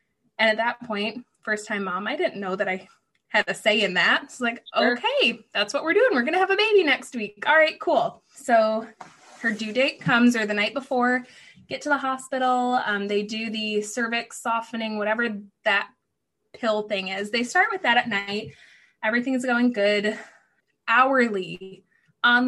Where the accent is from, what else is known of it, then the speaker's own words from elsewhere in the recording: Michigan, United States; moved away as an adult; also born or lived in Tennessee; I'm from Michigan